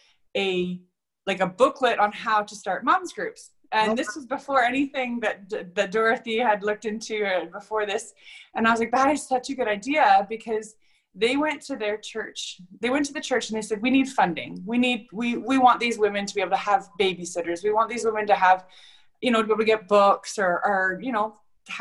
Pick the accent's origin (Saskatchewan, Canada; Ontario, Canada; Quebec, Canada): Ontario, Canada; moved away as an adult; also born or lived in Alberta; I was born and raised in Ontario